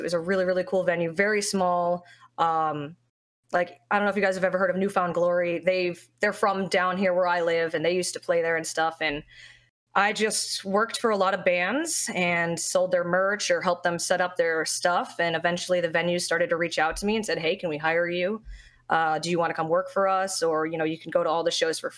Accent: South Florida, United States; Florida. South Florida

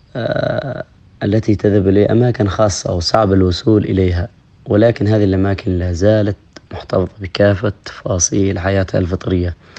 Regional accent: Dhofar, Oman; accent: Jebbali; نحن في جنوب السلطنة نتحدث لهجة أخرى وهي الجبالية

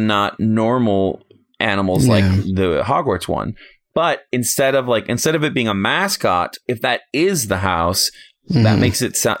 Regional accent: United States; I'm an American.

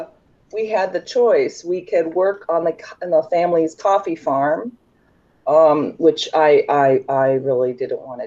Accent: United States; I'm an American. I'm just here for the summer.

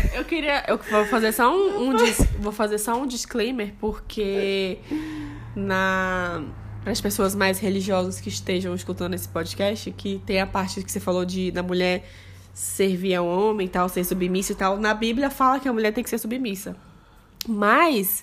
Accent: Bahia, Brazil; now in Rio Grande do Sul, Brazil; eu sou baiana. Eu sou da Bahia.

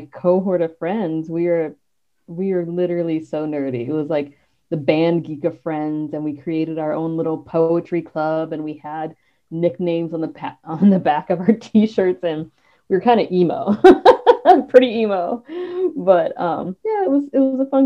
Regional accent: Peoria, Illinois, United States; now in Wisconsin, United States; I was born in Peoria, Illinois

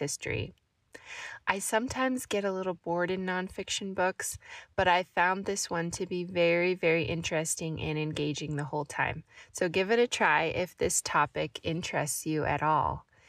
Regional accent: Missouri, United States; I grew up in Southwest Missouri, where spring equals tornado season.

